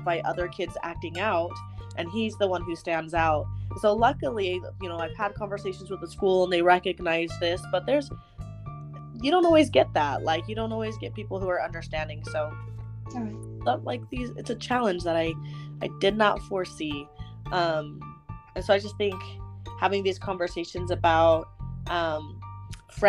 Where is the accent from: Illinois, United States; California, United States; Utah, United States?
Utah, United States; Davis County; I grew up in Davis County, so it's a lot different where we live now.